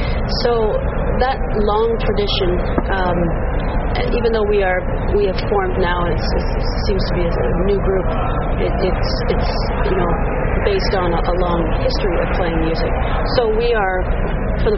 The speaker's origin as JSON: {"language": "English", "town": "Lakefield", "region": "Ontario", "country": "Canada", "said": "I'm from Ontario, Lakefield, Ontario."}